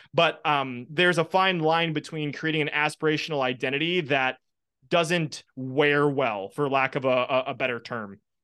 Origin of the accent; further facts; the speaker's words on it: Wisconsin, United States; I'm from Wisconsin.